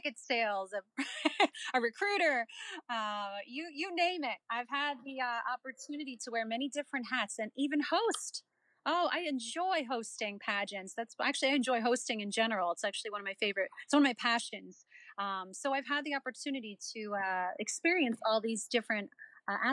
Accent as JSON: {"language": "English", "region": "Delaware", "country": "United States", "tie": "born or raised there", "said": "I born and raised in Delaware. went to school in Delaware, graduated from the University of Delaware, and I have a small business in Delaware"}